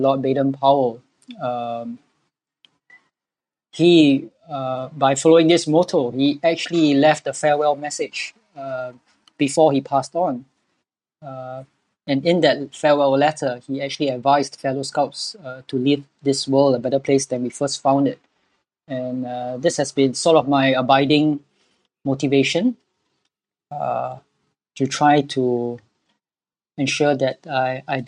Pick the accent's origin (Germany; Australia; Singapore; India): Singapore; I'm born and bred in Singapore all my life